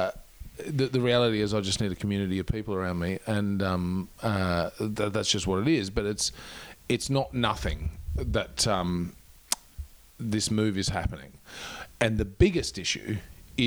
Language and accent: English; Queensland, Australia; now in Melbourne, Australia; I was definitely from Queensland.